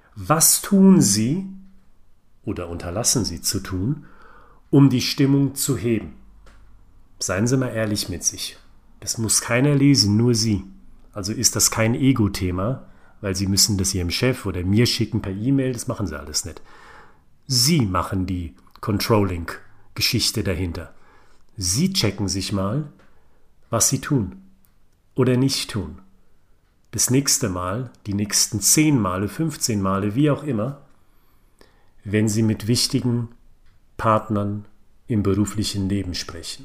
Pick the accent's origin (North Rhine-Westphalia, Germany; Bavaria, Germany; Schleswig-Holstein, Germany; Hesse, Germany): Hesse, Germany; Frankfurt am Main; ich bin ein Frankfurter Bub